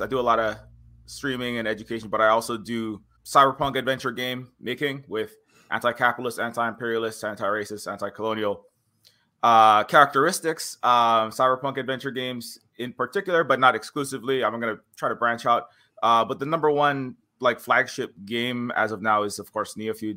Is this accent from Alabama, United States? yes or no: no; Hawaii, United States; I'm native Hawaiian